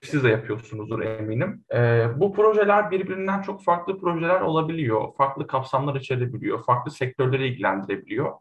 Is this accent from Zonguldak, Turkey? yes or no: yes; Zonguldak, Turkey; Zonguldak doğumluyum